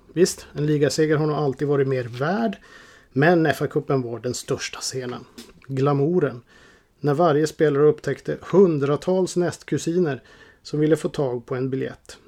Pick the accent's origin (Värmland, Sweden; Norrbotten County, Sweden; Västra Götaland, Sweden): Norrbotten County, Sweden; Boden; hemma i Boden